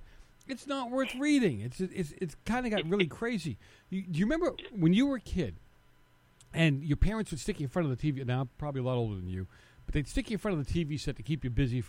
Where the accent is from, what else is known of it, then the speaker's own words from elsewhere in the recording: Boston, Massachusetts, United States; I'm from Boston.